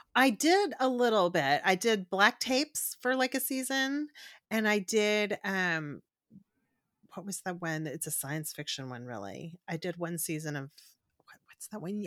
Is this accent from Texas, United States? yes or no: yes; Corpus Christi, Texas, United States; I'm from South Texas, I'm from Corpus Christi